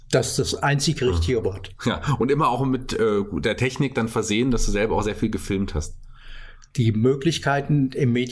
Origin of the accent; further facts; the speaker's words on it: Fulda, Hesse, Germany; Ich bin in Fulda geboren, im alten Krankenhaus neben der Musikschule.